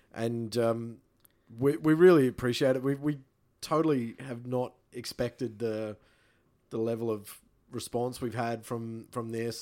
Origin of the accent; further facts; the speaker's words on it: Rockhampton, Queensland, Australia; moved away; I'm from Rockhampton. I go home to my family in Rockhampton